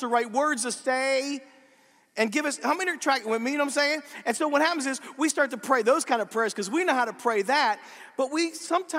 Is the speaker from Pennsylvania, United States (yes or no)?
yes; Pennsylvania, United States; I'm from Pennsylvania. We talk funny